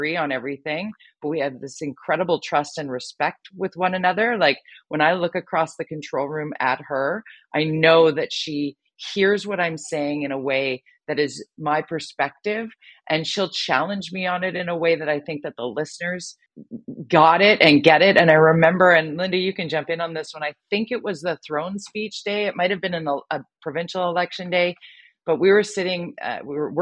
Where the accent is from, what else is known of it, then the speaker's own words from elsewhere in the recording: Vancouver, British Columbia, Canada; work in my hometown here in Vancouver